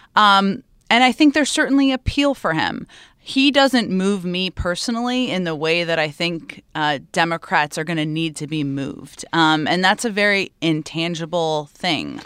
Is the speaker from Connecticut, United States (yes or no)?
yes; Stamford, Connecticut, United States; I grew up in Connecticut